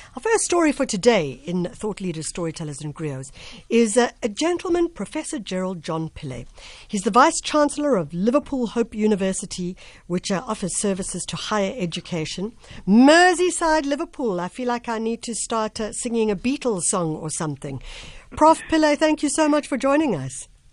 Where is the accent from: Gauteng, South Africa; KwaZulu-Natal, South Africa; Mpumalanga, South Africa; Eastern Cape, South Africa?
KwaZulu-Natal, South Africa; Durban; my home home area